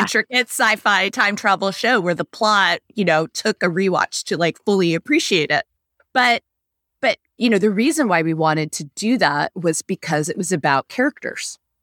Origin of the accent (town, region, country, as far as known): United States